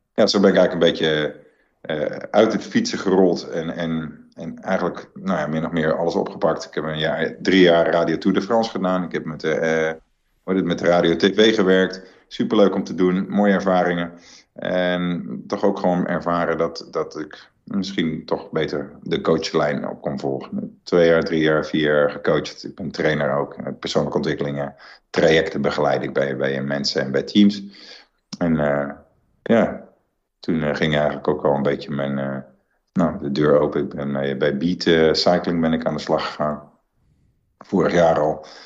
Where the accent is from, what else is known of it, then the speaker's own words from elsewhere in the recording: Netherlands; als Nederlanders met, met een hele kleine natie